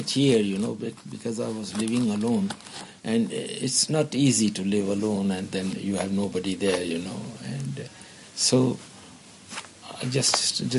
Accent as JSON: {"language": "English", "town": "Hyderabad", "region": "Sindh", "country": "Pakistan", "also_born_or_lived": "Bangalore, India", "moved": "yes", "lives_now": "Hong Kong", "said": "I came from, which is now Pakistan. It was India at that time. I'm from Hyderabad, Sindh."}